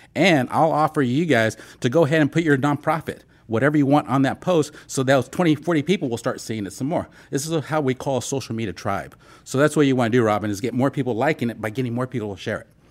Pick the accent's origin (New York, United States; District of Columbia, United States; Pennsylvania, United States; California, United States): California, United States; San Diego; I'm born and raised in San Diego